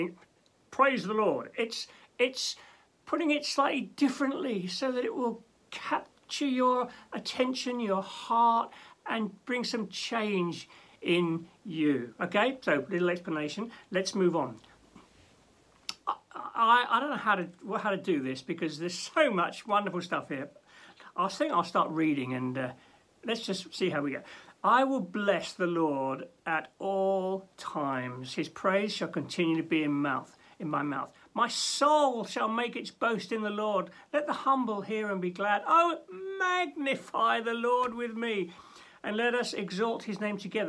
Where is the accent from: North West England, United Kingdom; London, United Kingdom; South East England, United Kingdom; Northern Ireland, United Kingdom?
London, United Kingdom; now in Norwich, United Kingdom; When I was growing up in London